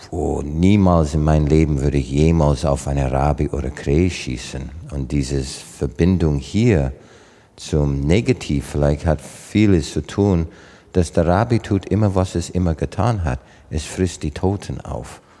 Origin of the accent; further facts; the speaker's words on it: Southern Canada, Canada; German is a second language; So für deutschen Verhältnis war das schon Arktis bei uns im Süden von Kanada.